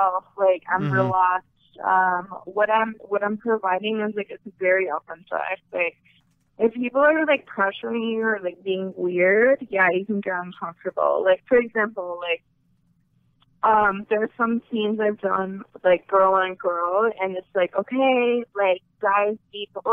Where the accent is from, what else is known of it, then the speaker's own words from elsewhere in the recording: Canada; I'm from Canada